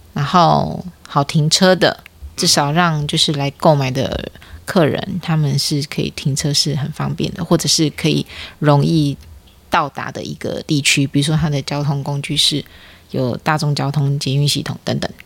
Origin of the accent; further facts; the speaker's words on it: Taiwan; 不太是我们台湾人的文化